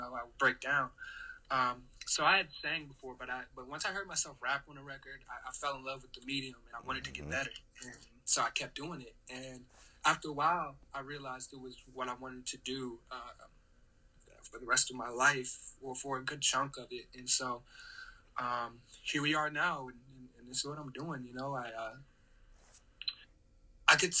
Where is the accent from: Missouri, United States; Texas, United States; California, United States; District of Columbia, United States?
District of Columbia, United States; Washington; also born or lived in Queens, New York / Virginia / Maryland; So I'm from Maryland, the DMV to be exact. That's D.C., Maryland, Virginia. Was raised more in the D.C. area.